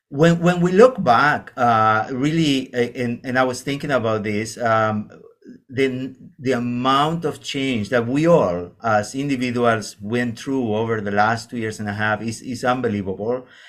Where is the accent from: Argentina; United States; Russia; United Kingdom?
Argentina; moved away as an adult; now in Canada; I'm coming from Argentina.